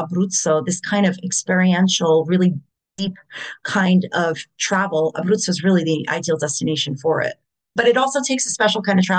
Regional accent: United States; because I'm American born

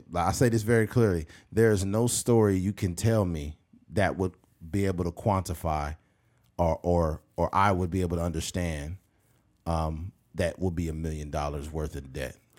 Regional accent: United States; we're American citizens

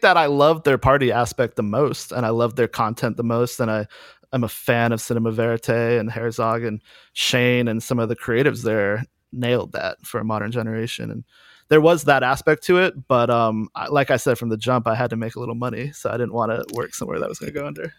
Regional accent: Durham, North Carolina, United States; moved away as an adult; also born or lived in Chicago; I grew up in Durham, North Carolina, around Chapel Hill in the Carborough merge record scene

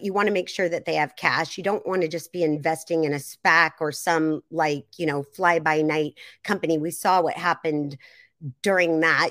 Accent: Seattle, Washington, United States; I'm from the Seattle area

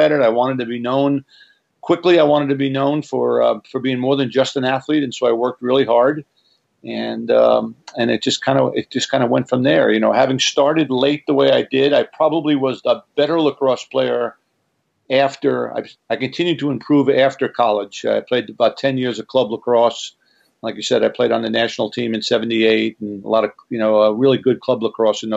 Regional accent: Long Island, New York, United States; I grew up in New York, on Long Island

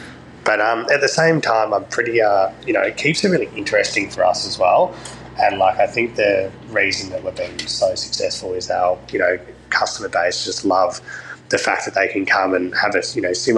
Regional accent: Brighton, Victoria, Australia; So I grew up in Brighton in Melbourne

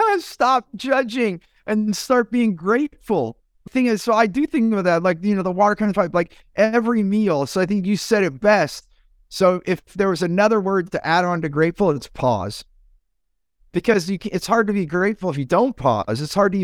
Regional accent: United States; I grew up in the United States through modern society to work, work, work, work, work. I came from immigrant families, work, work, work, work, work.

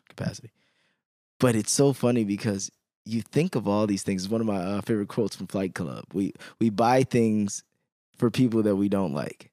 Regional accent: Chicago, Illinois, United States; I'm from Chicago

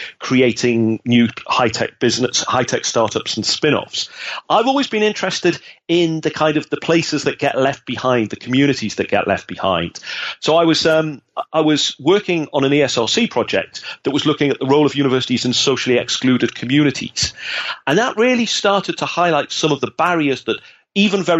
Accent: North East England, United Kingdom; moved away as an adult; now in Netherlands; I come from the Northeast of England, and I grew up at a time when Thatcher was closing down the industries

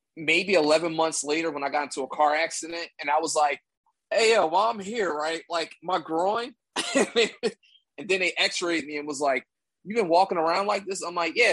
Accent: Philadelphia, Pennsylvania, United States; I'm from Philly

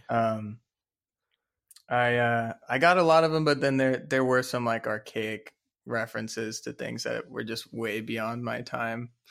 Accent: Dallas, Texas, United States; I'm also from Dallas, Texas. We're both from Dallas, Texas.

